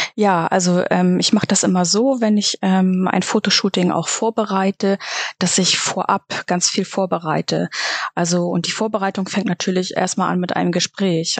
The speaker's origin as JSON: {"language": "German", "town": "Reinbek", "region": "Schleswig-Holstein", "country": "Germany", "said": "ich komme aus Rheinbeek bei Hamburg. Das ist im schönen Schleswig-Holstein."}